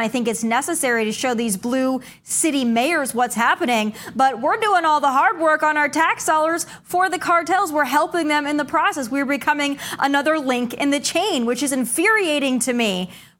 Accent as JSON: {"language": "English", "country": "United States", "said": "as an American, it pisses me off."}